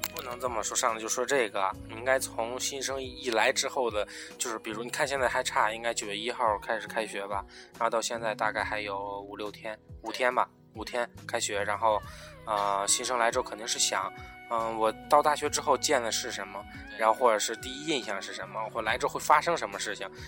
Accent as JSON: {"language": "Chinese", "region": "northern China", "country": "China", "said": "咱们都是北方的，然后并且咱们还是在咱们本省里上学"}